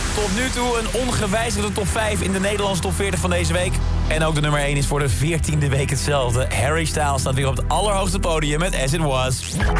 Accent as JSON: {"language": "Dutch", "country": "Netherlands", "said": "zijn wij Hollanders lekker nuchter"}